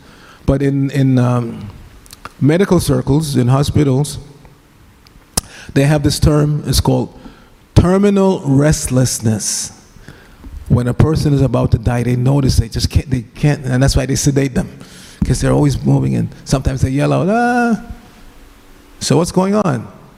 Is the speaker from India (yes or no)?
yes; Gujarat, India; I'm from Gujarat, and there's this well-known Gujarati speaker